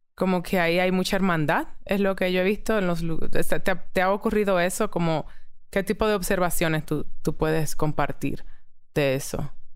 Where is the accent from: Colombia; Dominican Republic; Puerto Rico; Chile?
Dominican Republic; moved away; also born or lived in New York, United States / Mexico; como mujeres dominicanas